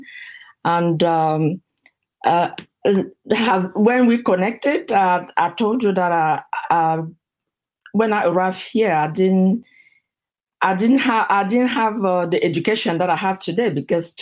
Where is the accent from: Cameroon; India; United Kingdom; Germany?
Cameroon; moved away as an adult; now in United States; back in my country, in Cameroon. I'm originally from Cameroon